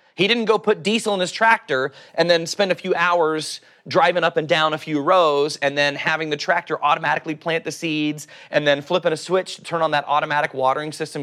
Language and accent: English; Oklahoma, United States; accent: Oklahoma; my Oklahoma accent